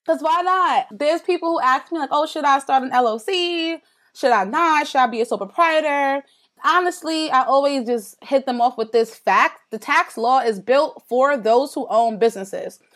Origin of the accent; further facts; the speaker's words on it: New York, United States; I'm from New York